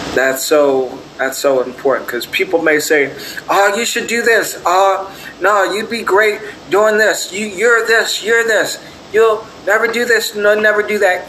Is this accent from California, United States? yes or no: yes; Torrance, California, United States; I was born in Torrance, California